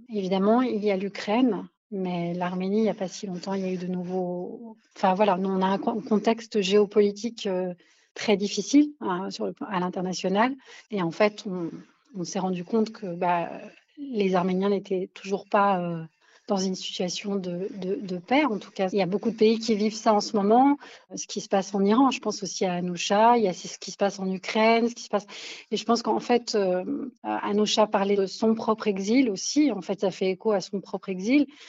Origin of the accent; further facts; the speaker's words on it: France; en tant que Française